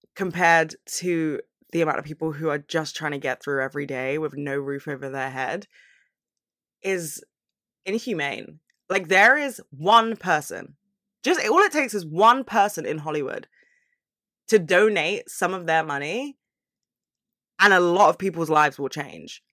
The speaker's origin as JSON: {"language": "English", "region": "London", "country": "United Kingdom", "said": "I'm from London"}